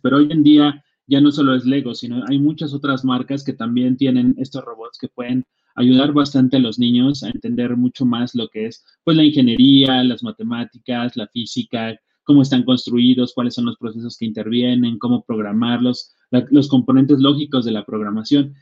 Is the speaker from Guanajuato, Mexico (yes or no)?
no; Atlacomulco, State of Mexico, Mexico; yo soy de Atlacomulco, un, pueblo en el Estado de México